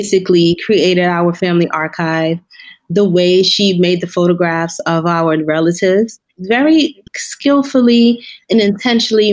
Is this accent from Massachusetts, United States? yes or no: no; New York, United States; growing up in New York, you know, it was about, you know, the Caribbean community, the African community